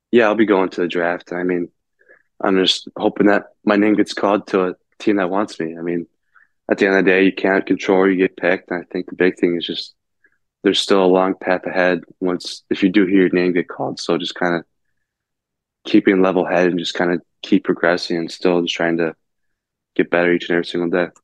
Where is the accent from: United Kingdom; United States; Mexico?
United States; South Lyon, Michigan; growing up in South Lyon, it's always kind of just been the Red Wings for me